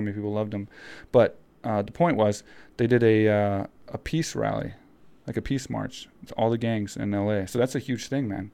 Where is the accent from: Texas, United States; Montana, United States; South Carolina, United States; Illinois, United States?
Texas, United States; I grew up in Texas, so I grew up riding horses and picking